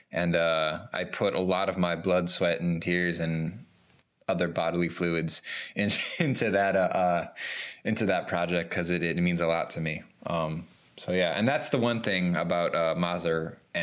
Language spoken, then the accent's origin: English; Cleveland, Ohio, United States; I am reigning from Cleveland, Ohio